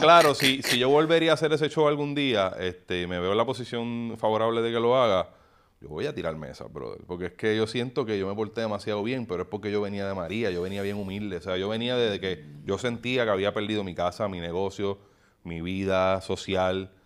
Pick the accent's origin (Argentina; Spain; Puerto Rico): Puerto Rico; era profeta en mi tierra